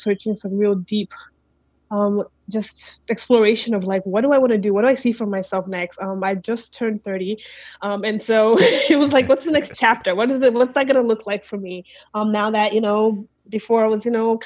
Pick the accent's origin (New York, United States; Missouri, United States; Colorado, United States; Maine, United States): New York, United States; New York City; moved away as an adult; now in Phoenix, United States; I'm from Brooklyn, New York. That's where I was raised